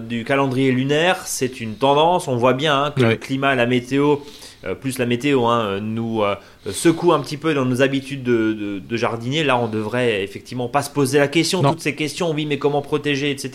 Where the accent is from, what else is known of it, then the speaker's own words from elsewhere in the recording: Alsace, Grand Est, France; chez nous en Alsace